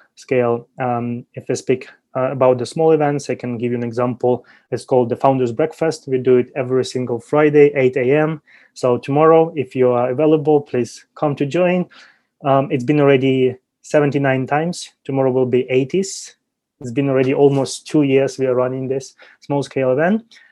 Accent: Ukraine; moved away as an adult; now in China; I graduated from Ukrainian University back in 2010

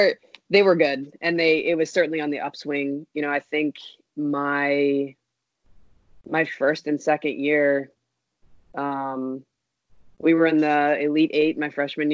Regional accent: Georgia, United States; I grew up in Georgia, in the South, y'all.

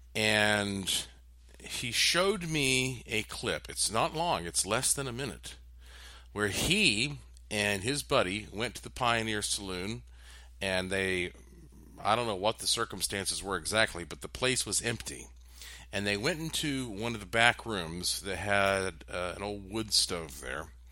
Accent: North Carolina, United States; I'm from North Carolina

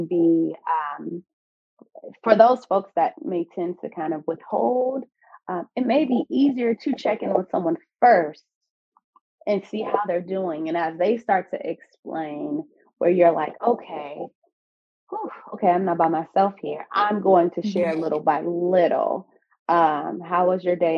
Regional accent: California, United States; moved away as an adult; now in Baltimore, United States; I'm from California um, and now in Baltimore, Maryland

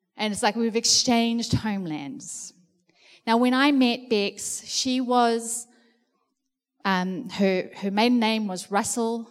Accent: South Africa; now in New Zealand; being a South African

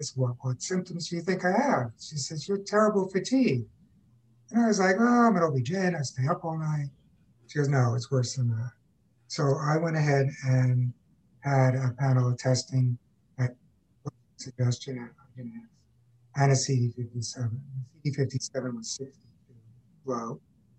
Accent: Long Island, New York, United States; now in Texas, United States; I was born and raised on Long Island in New York, which is basically ground zero for tick-borne illness.

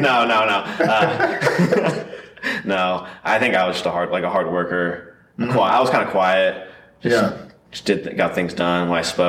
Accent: Pryor, Oklahoma, United States; I'm from Pryor, Oklahoma.

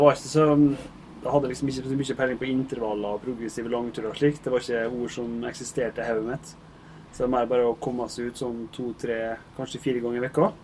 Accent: Averøy, Møre og Romsdal, Norway; moved away; jeg kommer fra Averøya. Der er fotball som er tingen

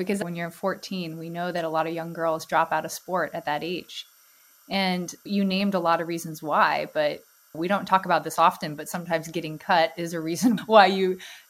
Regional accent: Alaska, United States; my home state, Alaska

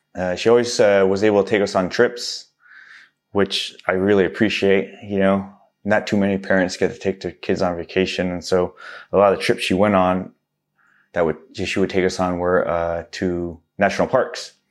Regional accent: Southern California, United States; also born or lived in Livingston, New Jersey / New York City / Houston, Texas; moved to Houston, Texas for a few more years after that, and then we moved to California, which I was pretty much been out here my whole life. Um, came out here in first grade

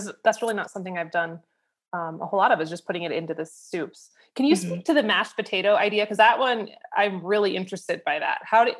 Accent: Idaho, United States; I'm from Idaho.

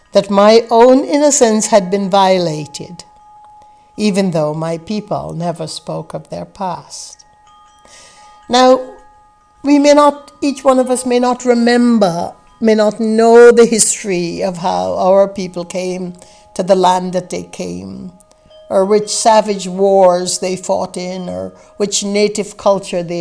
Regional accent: Guyana; I grew up in the British West Indies in a place called British Guiana in South America, in a village that had less than 500 inhabitants scattered along the mangrove fringed coast of the Atlantic Ocean.

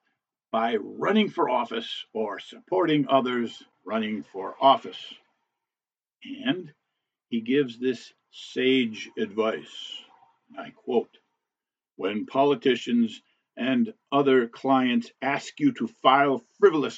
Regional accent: Cleveland, Ohio, United States; my hometown of Cleveland, Ohio.

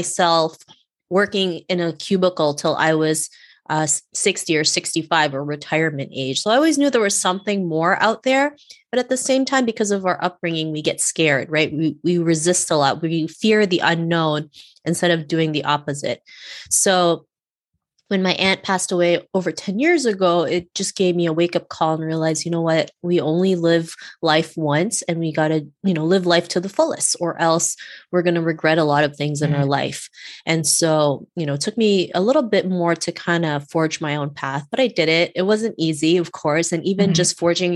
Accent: Canada; also born or lived in Cebu City, Philippines; born in Cebu City, Philippines, and moved to Canada when I was 7

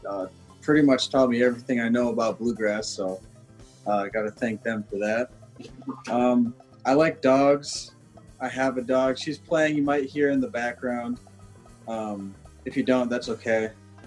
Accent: Richland Center, Wisconsin, United States; I'm from Richland Center, Wisconsin, and I live there still.

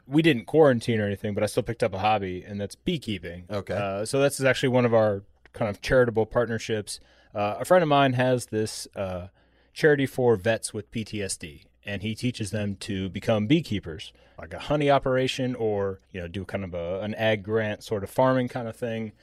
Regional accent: Midwest, United States; moved away as an adult; also born or lived in Wisconsin; now in Atlanta, United States; growing up in the Midwest, my grandparents were big mushroom hunters

